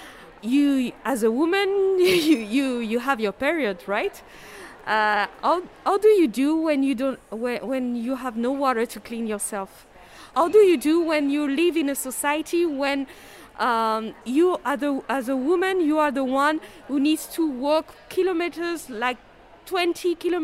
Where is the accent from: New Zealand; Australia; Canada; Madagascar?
Madagascar; I'm from Madagascar, where I'm a social entrepreneur, a climate activist, and ecofeminist.